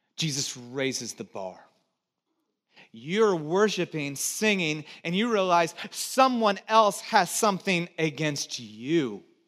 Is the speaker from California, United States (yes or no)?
yes; Santa Cruz, California, United States; also born or lived in Texas / Georgia; I was born in Texas, grew up in Santa Cruz, and did a few years in Georgia